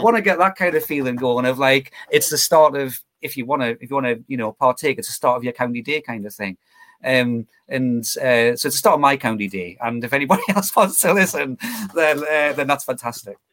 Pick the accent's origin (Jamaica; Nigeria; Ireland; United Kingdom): United Kingdom; Geordie, North East England; accent: Geordie; Geordie tinged with county theme commentary